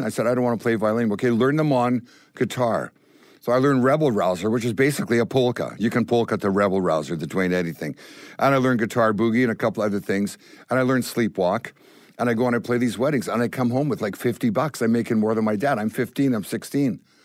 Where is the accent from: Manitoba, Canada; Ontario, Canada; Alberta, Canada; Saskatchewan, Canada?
Manitoba, Canada; Winnipeg; growing up in Winnipeg was amazing